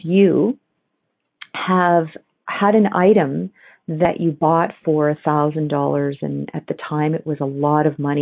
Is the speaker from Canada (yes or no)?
yes; Ontario, Canada; now in Alberta, Canada; I grew up on Ontario, where there was a ton of antiques